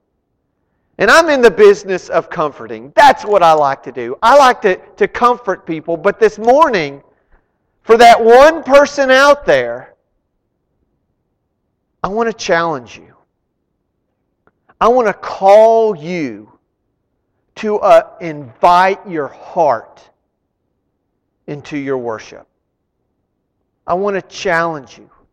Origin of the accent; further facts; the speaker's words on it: Arlington, United States; I grew up in Arlington